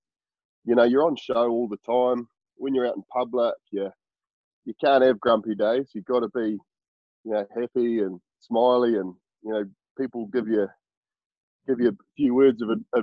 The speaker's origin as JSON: {"language": "English", "town": "Murchison", "region": "Tasman", "country": "New Zealand", "tie": "born or raised there", "said": "I grew up in Murchison, little sort of at the top of the West Coast in South Island"}